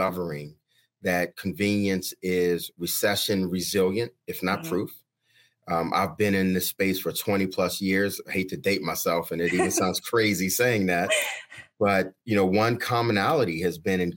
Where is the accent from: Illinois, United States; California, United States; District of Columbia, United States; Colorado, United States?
District of Columbia, United States; Washington; I'm a native Washingtonian, so born and raised in Southeast D.C. and have lived all over.